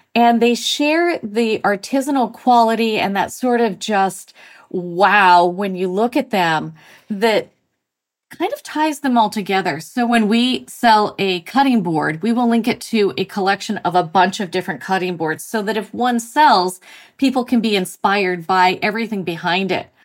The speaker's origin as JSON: {"language": "English", "region": "Montana", "country": "United States", "tie": "born or raised there", "also_born_or_lived": "Mexico / Australia / Texas", "moved": "as an adult", "lives_now": "Massachusetts, United States", "said": "I grew up in Montana"}